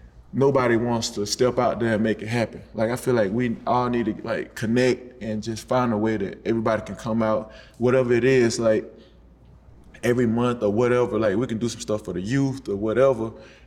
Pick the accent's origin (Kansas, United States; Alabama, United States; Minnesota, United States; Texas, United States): Alabama, United States; moved away as an adult; now in Atlanta, United States; I'm from Alabama, but I love Atlanta. I've been here, you know what I'm saying? This is my eighth year here.